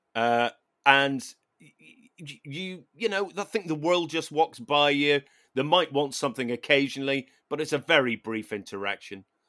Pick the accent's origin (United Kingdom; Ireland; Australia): Ireland; as an Irish person